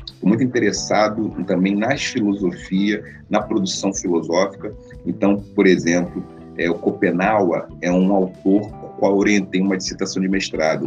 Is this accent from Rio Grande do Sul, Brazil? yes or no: no; Rio de Janeiro, Brazil; uma pessoa nascida num bairro muito tradicional no Rio de Janeiro. Nasci em Oswaldo Cruz, um bairro muito tradicional, a terra da Portela